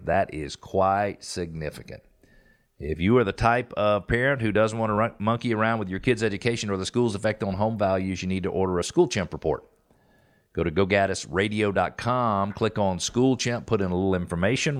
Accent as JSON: {"language": "English", "country": "United States", "said": "be an American."}